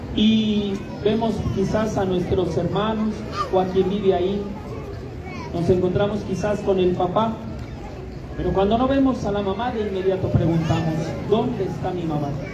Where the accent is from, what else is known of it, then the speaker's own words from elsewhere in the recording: Mexico; esta fiesta que como mexicanos tiene un gran significado para todos y cada uno de nosotros